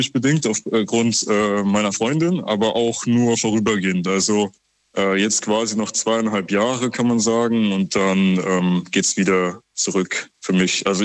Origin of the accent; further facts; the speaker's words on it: Rhineland-Palatinate, Germany; weil gerade bei uns in der Pfalz ähm, ist das, ähm, naja, hält sich das in Grenzen. Und hier gerade in Mittelfranken ähm, ist teilweise wirklich jede Woche liegt hier Schnee.